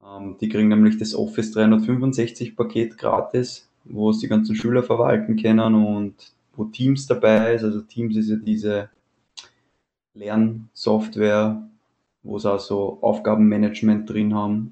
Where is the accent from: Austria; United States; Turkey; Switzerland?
Austria; Weinviertel, near Wolkersdorf, Lower Austria; Ich komme aus dem Weinviertel, also nördlich von Wien, in der Nähe von Wolkersdorf